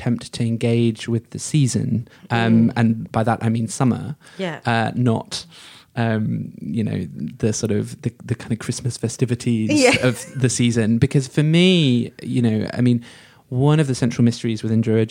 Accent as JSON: {"language": "English", "country": "United Kingdom", "tie": "born or raised there", "said": "as a person who's grown up in Britain, born and brought up in Britain"}